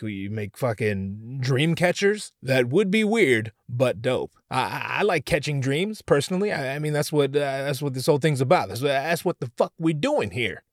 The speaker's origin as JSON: {"language": "English", "area": "Orange County", "region": "California", "country": "United States", "said": "I'm from Orange County myself"}